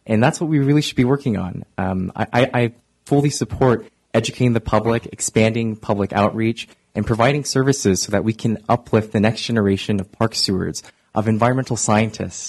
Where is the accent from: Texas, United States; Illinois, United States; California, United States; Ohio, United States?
California, United States; Oakland; I volunteer in my hometown of East Oakland